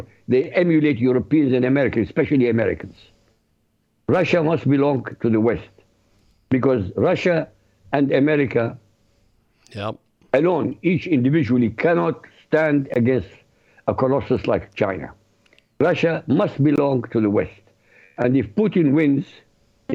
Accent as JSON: {"language": "English", "country": "Iraq", "moved": "yes", "said": "I come from Iraq, so I read the Arabic newspaper"}